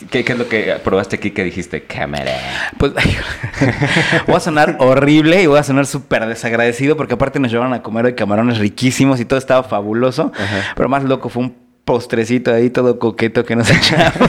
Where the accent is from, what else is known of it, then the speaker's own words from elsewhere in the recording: Mexico City, Mexico; como chilango